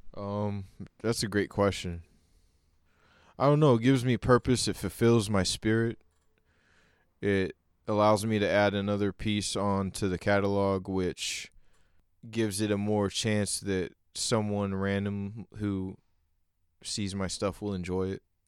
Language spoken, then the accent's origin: English; Oklahoma, United States; I grew up in Oklahoma